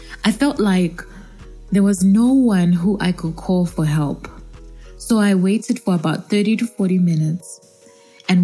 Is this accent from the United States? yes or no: no; Zambia; also born or lived in Kabwe and Lusaka, Zambia; Yes, I am African. I come from Zambia, and I'm currently based between Kabwe and Lusaka, which is basically central Zambia